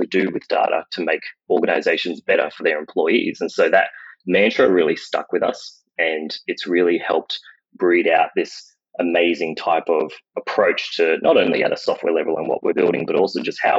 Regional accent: Brisbane, Queensland, Australia; I'm born and bred in Australia, grew up around Brisbane area

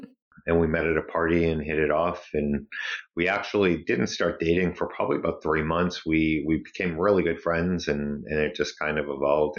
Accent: Brockton, Massachusetts, United States; Brockton is a very blue-collar city on the South Shore of Massachusetts. At the time I grew up, it was a very ethnic city.

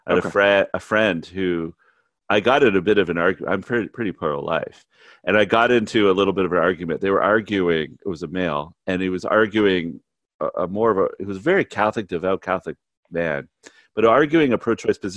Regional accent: Canada; now in United States; I'm Canadian, right? I've been here in the United States for a long time

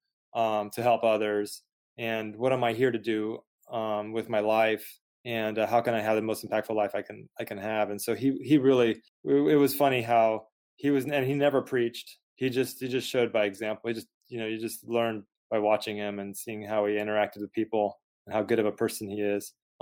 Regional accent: San Antonio, Texas, United States; We were growing up in San Antonio, Texas

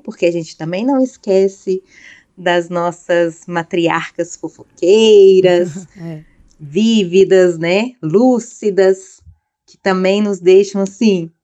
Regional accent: Belo Horizonte, Minas Gerais, Brazil; moved away; Belo Horizonte, que é a minha cidade natal

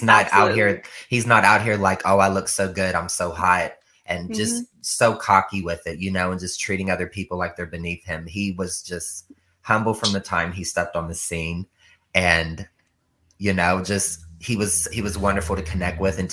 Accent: Ohio, United States; I'm from Ohio

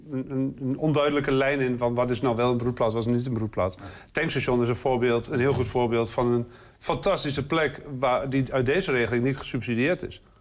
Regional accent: Twente, Overijssel, Netherlands; We zijn er als Twentenaar nou ook echt niet zo goed in om te laten zien

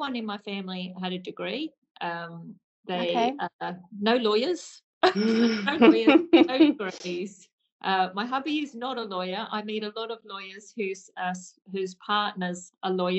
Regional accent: Hunter Valley, New South Wales, Australia; accent: Aussie; moved away as an adult; now in United Kingdom; So my Aussie accent has definitely not left me, I'm afraid. So I am from Hunter Valley in New South Wales in Australia.

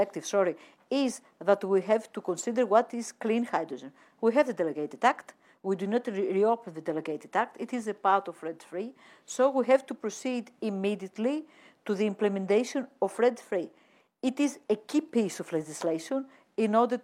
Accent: Greece; my home country, Greece

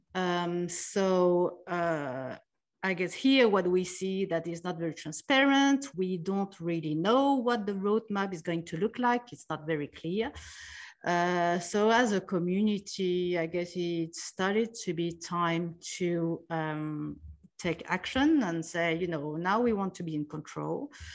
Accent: France; moved away as an adult; also born or lived in New York, United States / Taiwan / Sydney, Australia / Zurich, Switzerland; I was born in France, and, uh, I grew up there

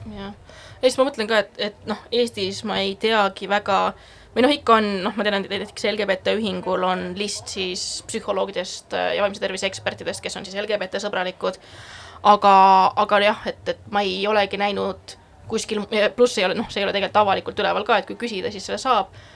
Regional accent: Estonia; moved away as an adult; also born or lived in Netherlands; ma olen eestlane

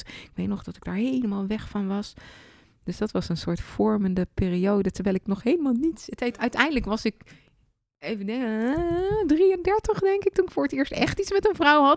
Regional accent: Leersum, Utrecht, Netherlands; het dorp waar ik ben opgegroeid, Leersum

